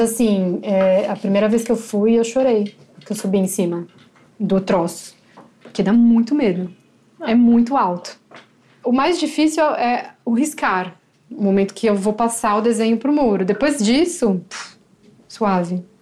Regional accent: São Paulo, Brazil; eu sou de São Paulo, sempre vivi

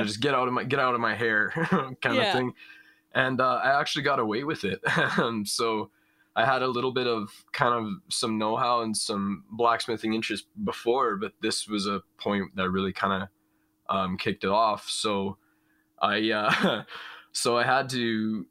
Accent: Prince Albert, Saskatchewan, Canada; now in British Columbia, Canada; I'm from Prince Albert, Saskatchewan, kind of just right along the edge of like large expanses of farmland

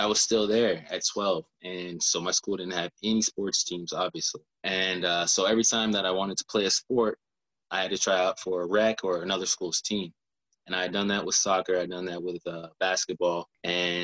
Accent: Elgin, South Carolina, United States; also born or lived in Columbia, South Carolina; raised in Elgin, South Carolina.

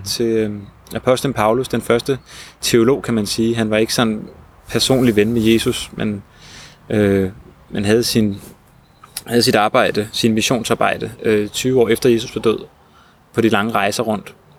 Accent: Hellerup, Capital Region of Denmark, Denmark; der, hvor jeg voksede op i, i Hellerup

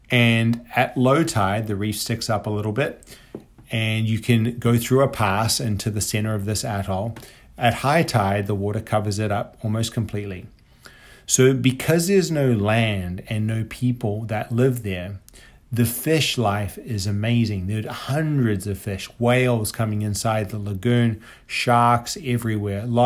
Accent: Papeete, Windward Islands, French Polynesia; born there; I was born in Papeete, which is the capital of French Polynesia.

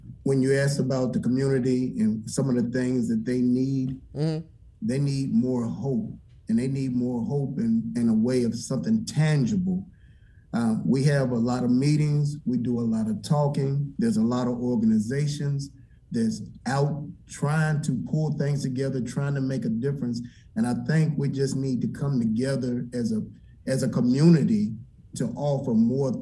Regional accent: Orange Mountain, Tennessee, United States; I grew up in Orange Mountain as well. That was my home

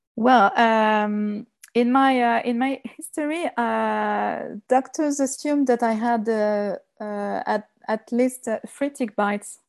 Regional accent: Lyon, Auvergne-Rhône-Alpes, France; English is a second language; I was born and, uh, raised, uh, in Lyon. It's the second, uh, city, the second big, big city in France. Uh, but I, uh, I was raised in the countryside

